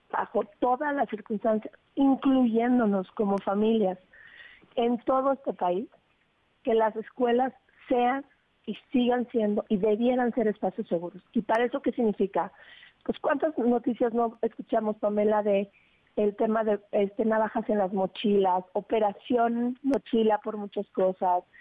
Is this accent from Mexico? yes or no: yes; Mexico; Entonces, nosotros expresamos como mexicanos tener una enorme preocupación